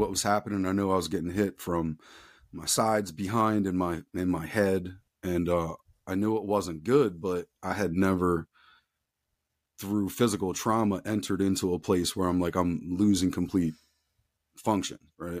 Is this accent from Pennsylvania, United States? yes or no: yes; outside of Philadelphia, Pennsylvania, United States; I grew up outside of Philadelphia, Pennsylvania, I'm still in Southeastern P